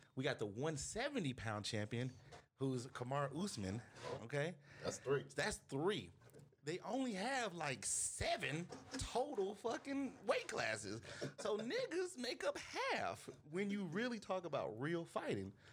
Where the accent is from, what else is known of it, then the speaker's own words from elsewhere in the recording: Houston, Texas, United States; I grew up in Houston, so like Houston is very diverse